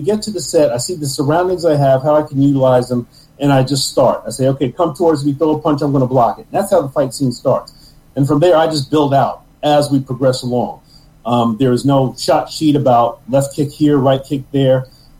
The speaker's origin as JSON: {"language": "English", "region": "New York", "country": "United States", "said": "And I'm from New York, so I don't trust anybody."}